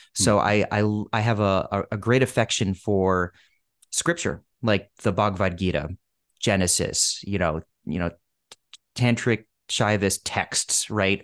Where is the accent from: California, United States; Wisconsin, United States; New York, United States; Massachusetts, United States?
Massachusetts, United States; outside Boston; moved away as an adult; now in Los Angeles, United States; a Bostonian, where I had li, I had lived for ten years and I grew up outside the city